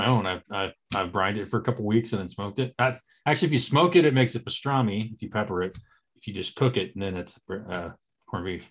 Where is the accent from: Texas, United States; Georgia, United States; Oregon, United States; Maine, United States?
Oregon, United States; Eastern; moved away; We are four friends from Eastern Oregon